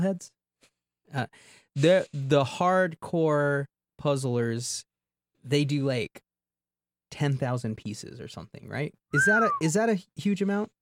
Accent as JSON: {"language": "English", "region": "Southwest", "country": "United States", "tie": "born or raised there", "moved": "yes", "said": "I grew up in the Southwest"}